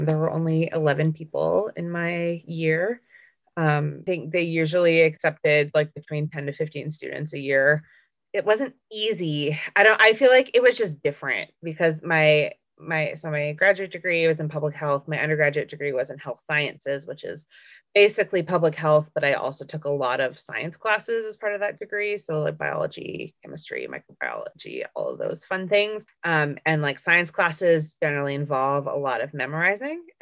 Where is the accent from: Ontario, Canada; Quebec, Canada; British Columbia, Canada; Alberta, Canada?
Alberta, Canada; Southern; also born or lived in Provo, Utah; So I grew up in Southern Alberta, which is basically Utah in Canada